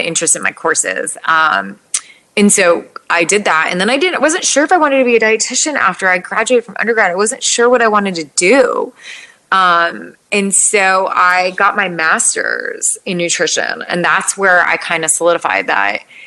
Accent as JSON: {"language": "English", "country": "United States", "tie": "born or raised there", "said": "I'm born and raised in the United States, but we still eat cultural foods"}